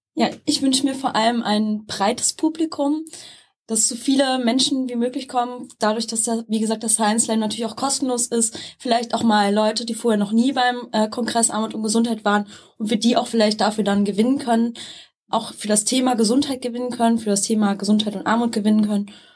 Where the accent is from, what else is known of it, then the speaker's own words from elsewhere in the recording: Rhineland-Palatinate, Germany; Und ich komme auch aus Rheinland-Pfalz